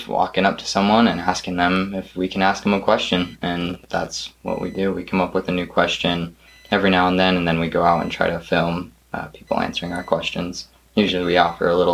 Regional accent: Montana, United States; I'm from Montana.

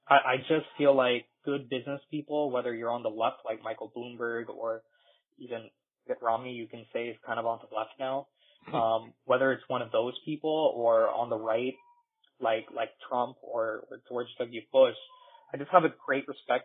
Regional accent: India; now in United States; I'm from India

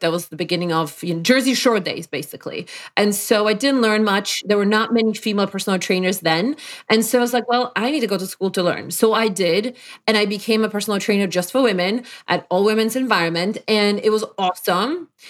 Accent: Poland; English is a second language; moved away as an adult; also born or lived in Brookline, Massachusetts, United States; now in Connecticut, United States; Not that I was oppressed in Poland where I'm from

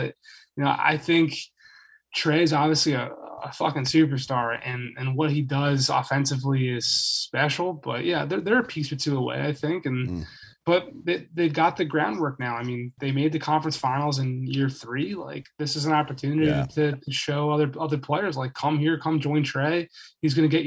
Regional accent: Cherry Hill, New Jersey, United States; I'm from Cherry Hill, New Jersey, right over Cherry the bridge.

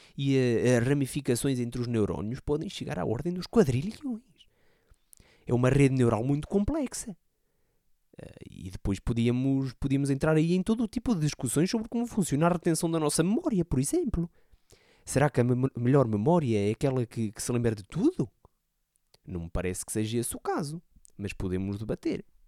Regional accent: Portugal; um conterrâneo meu, não é? Ali perto da, da minha terra, era ali de perto

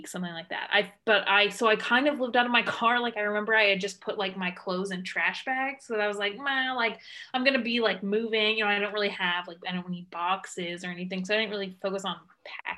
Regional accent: Tennessee, United States; moved away as an adult; also born or lived in Massachusetts / Phoenix, Arizona / Nashville, Tennessee; now in Pittsburgh, United States; we moved from Massachusetts to Tennessee. Then we moved to Nashville specifically. And then we moved from Nashville to McEwen. And then we moved from McEwen to Waverly.

